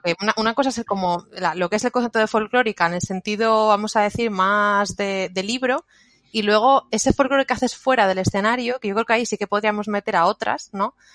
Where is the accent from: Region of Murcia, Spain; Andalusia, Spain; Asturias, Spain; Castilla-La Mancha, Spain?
Asturias, Spain; nosotras somos de, de Asturias